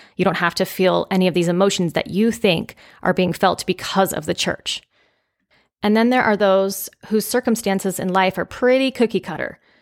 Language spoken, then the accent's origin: English; California, United States; growing up in California, I believe I was about six or seven years old